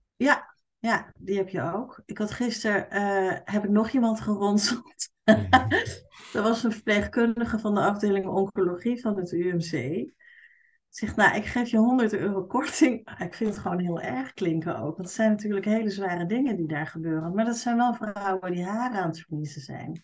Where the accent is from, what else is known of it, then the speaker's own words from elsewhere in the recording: Utrecht, Netherlands; accent: plat Utrechts; moved away; ik kom uit Utrecht oorspronkelijk. Dus ik kan heel goed plat Utrechts praten.